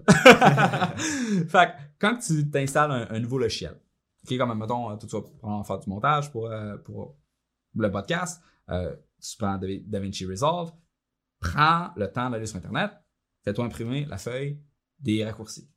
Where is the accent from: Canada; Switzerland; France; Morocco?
Canada; Shawinigan, Quebec; Moi, je viens de Saint-Georges-de-Champlain, mère monoparentale, on était pauvre. Euh, pendant un bon bout, on était élevé sur le BS